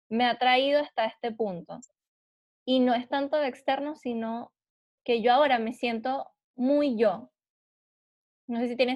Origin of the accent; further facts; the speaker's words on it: Argentina; accent: Argentine; perdí el acento argentino porque se me metió el, chileno en el medio, entonces ahora no coordino